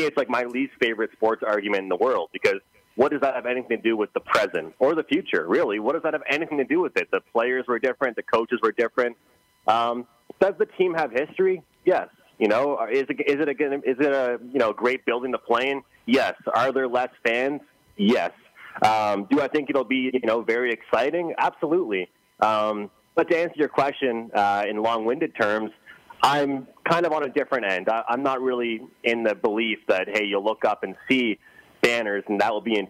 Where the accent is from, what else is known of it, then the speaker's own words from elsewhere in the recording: East Coast of Canada, Atlantic Canada, Canada; growing up in the East Coast of Canada